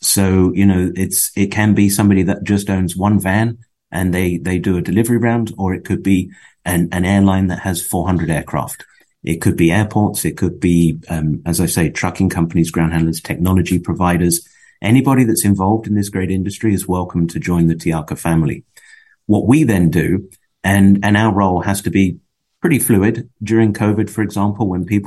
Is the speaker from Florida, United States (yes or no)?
yes; West Palm Beach, Florida, United States; moved away as an adult; also born or lived in Fort Lauderdale, Florida; now in Europe; I grew up in West Palm